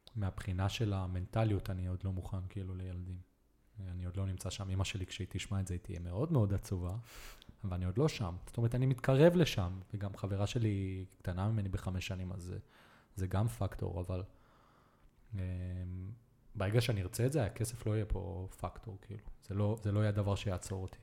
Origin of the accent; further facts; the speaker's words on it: Be'eri, Southern District, Israel; also born or lived in Netanya, Israel / Colombia; גדלתי בנגרייה בקיבוץ אה, של סבא וסבתא שלי